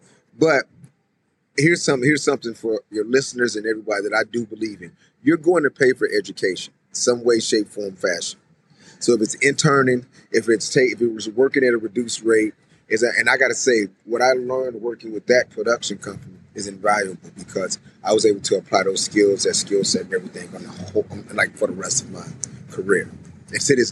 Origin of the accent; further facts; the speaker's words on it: St. Louis, Missouri, United States; moved away as an adult; also born or lived in New York; born and raised in St. Louis, Missouri.